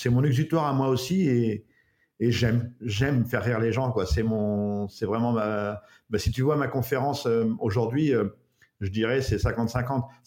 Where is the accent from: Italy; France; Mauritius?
France; Breton, Brittany; en tant que breton